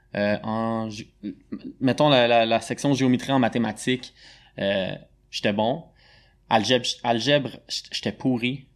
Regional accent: Montreal, Quebec, Canada; De Montréal, born and raised.

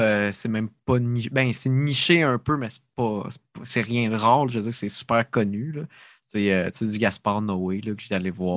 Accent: Sorel-Tracy, Quebec, Canada; accent: Sorel; C'est mon accent de Sorel

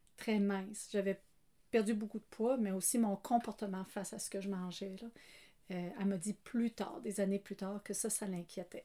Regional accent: Canada; moved away; je suis acadienne de naissance qui a pris pays en prenant Marie

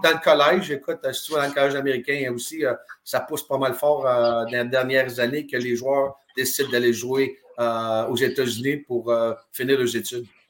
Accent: Drummondville, Quebec, Canada; moved away; also born or lived in Kitchener / Germany; Je viens de Drummondville, Québec

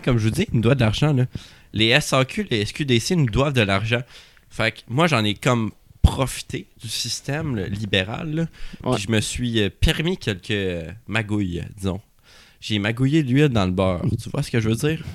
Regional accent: Sherbrooke, Quebec, Canada; je viens de Sherbrooke.

